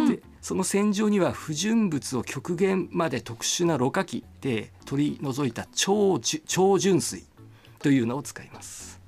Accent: Tobetsu, Hokkaido, Japan; 私はあの札幌の隣町の東別町というところです。

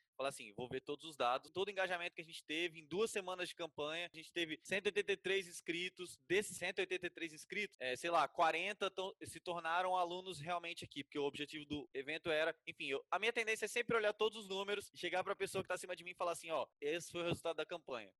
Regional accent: Vitória, Espírito Santo, Brazil; now in Atibaia, Brazil; Também sou de Vitória do Espírito Santo

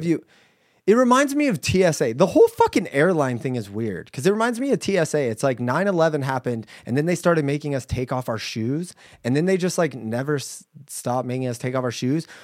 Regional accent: United States; We're American.

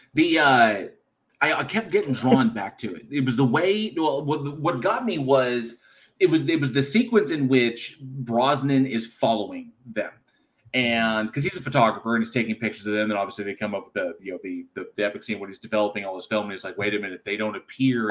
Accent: California, United States; moved away; also born or lived in Texas; born and raised California, living in Texas

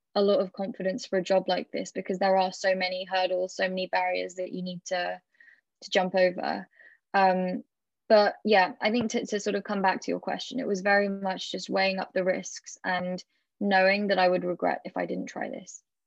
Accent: United Kingdom; being British

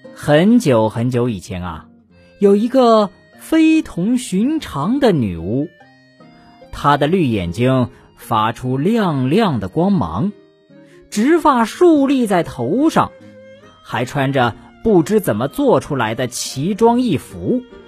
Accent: China; 我们中国人的眼珠啊，是黑色的

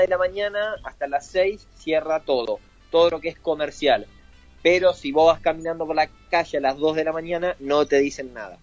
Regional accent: Merlo, Buenos Aires Province, Argentina; uno le dice que de Merlo

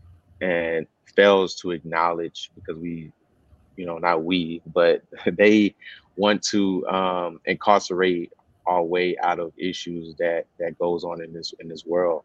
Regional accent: South Carolina, United States; I'm from South Carolina.

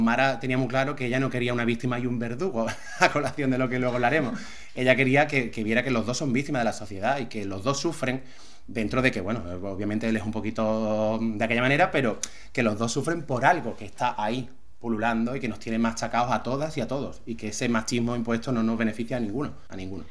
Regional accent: Algeciras, Andalusia, Spain; now in Málaga, Spain; Yo nací en Algeciras y nací en la Cruz Roja

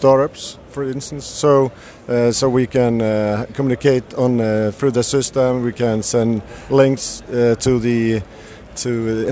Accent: Bergen, Vestland, Norway; I'm from Bergen in Norway.

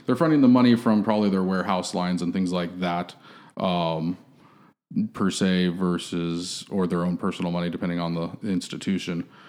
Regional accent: San Diego, California, United States; moved away as an adult; now in Austin, United States; born and raised in San Diego

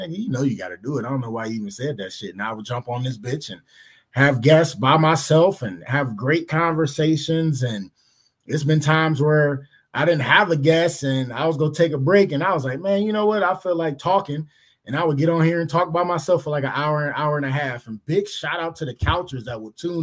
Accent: Cleveland, Ohio, United States; I'm from Cleveland

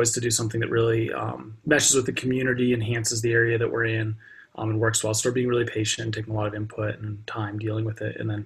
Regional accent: Lyons, Colorado, United States; also born or lived in Boulder, Colorado / Longmont, Colorado; I'm from Boulder County area. I was born in Boulder and grew up in Lyons

